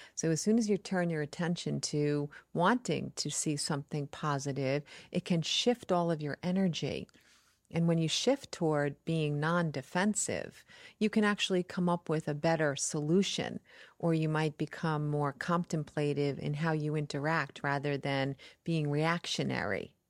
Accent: New York, United States; I'm from New York

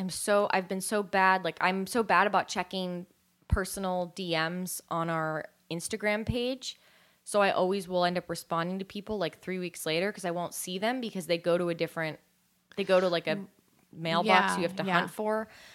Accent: California, United States; accent: California; I'm okay with my California accent.

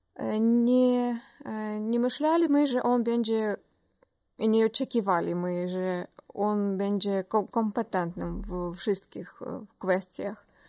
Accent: Ukraine; Polish is a second language; moved away as an adult; also born or lived in Kyiv; now in Poland; jestem nie, Pol nie z Polski, a jestem z Ukrainy

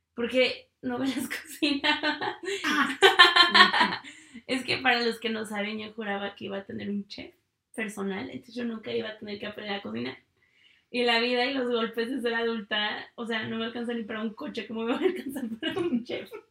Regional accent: Mexico; moved away as an adult; also born or lived in United States

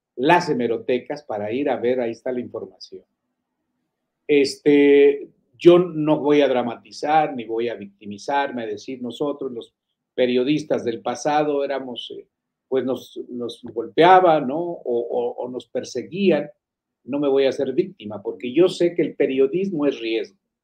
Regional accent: Fresnillo, Zacatecas, Mexico; moved away; mis paisanos allá en Fresnillo, soy de Fresnillo

